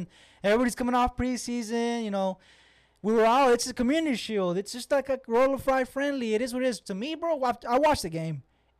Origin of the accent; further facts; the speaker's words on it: Austin, Texas, United States; the club that's in here in Austin, my hometown.